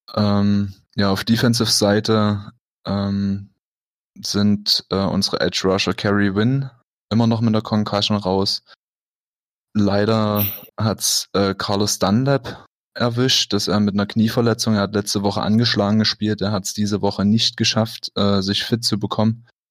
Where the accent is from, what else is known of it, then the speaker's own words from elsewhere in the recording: Dresden, Saxony, Germany; now in Berlin, Germany; komme ursprünglich aus Dresden.